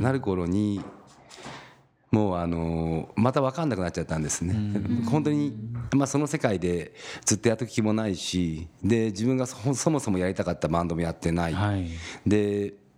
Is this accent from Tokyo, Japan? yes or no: no; Kamakura, Kanagawa, Japan; also born or lived in Yokohama; 横浜で生まれまして、はい、えー、3歳の時に鎌倉の方に住みましたそれから青春時代から、まあ、大人22で結婚するんですけど、うんはいはい、そこまでずっと鎌倉におりました